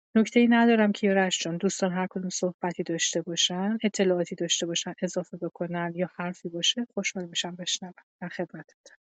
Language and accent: Persian; Iran; به عنوان یه ایرانی